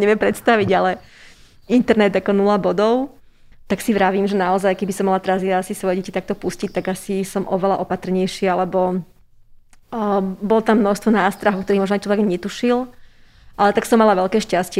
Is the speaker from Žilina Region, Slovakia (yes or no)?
no; Trenčín, Trenčín Region, Slovakia; moved away as an adult; now in Bratislava, Slovakia; som Trenčianka